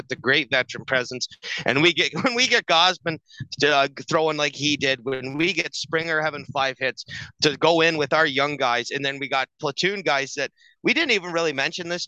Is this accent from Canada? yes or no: yes; Canada; we're Canadian up here